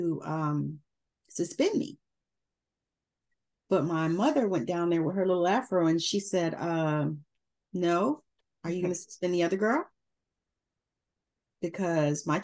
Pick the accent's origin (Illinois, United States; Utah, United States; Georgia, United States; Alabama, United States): Georgia, United States; moved away; I'm from Georgia originally. And I grew up in busing